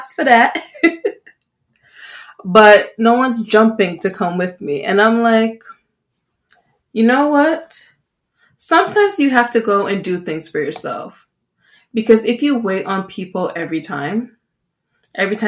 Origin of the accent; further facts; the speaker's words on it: Jamaica; now in Canada; I'm Jamaican